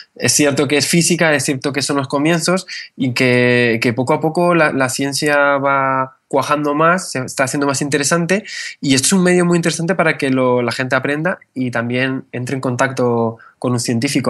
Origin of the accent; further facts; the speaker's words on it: Canary Islands, Spain; also born or lived in northern Spain; yo soy español, pero mi familia es del norte de España, lo que cuando mis padres, cuando yo tenía 8 años, mis padres decidieron venir aquí a Canarias. Eh, me formé aquí